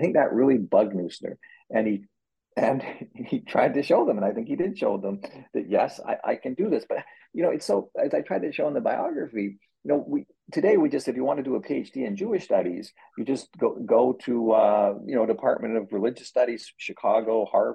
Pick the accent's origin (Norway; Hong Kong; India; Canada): Canada; moved away as an adult; now in United States; I say this as a Canadian